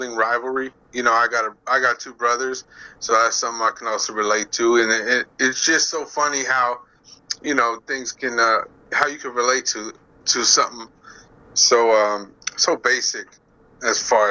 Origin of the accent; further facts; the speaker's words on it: Phoenix, Arizona, United States; we're from the Phoenix area.